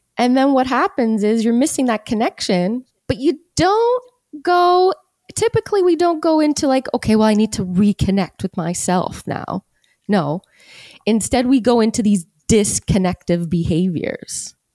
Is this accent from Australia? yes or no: no; Hamilton, Ontario, Canada; Here, born and raised.